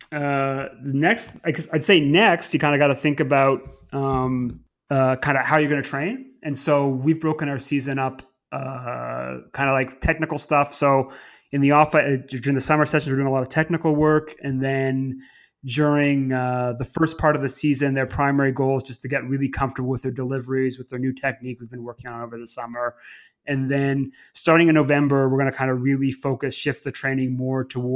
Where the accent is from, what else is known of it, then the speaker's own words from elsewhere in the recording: Montreal, Quebec, Canada; now in England, United Kingdom; growing up in Montreal, as a junior, I could probably easily just around Montreal play two bond spiels a month